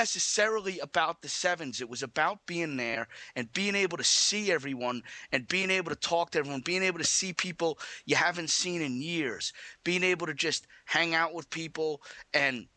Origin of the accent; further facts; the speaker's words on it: United States; I'm an American